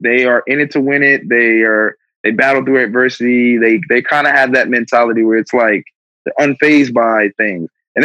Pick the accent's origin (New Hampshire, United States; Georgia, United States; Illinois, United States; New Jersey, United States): New Jersey, United States; Plainfield; the street that I grew up on in Plainfield, New Jersey.